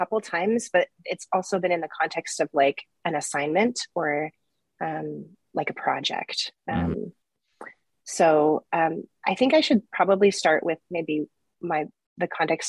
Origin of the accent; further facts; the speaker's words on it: Jerusalem, Jerusalem District, Israel; born there; So I was born in 1980 in Jerusalem, Israel.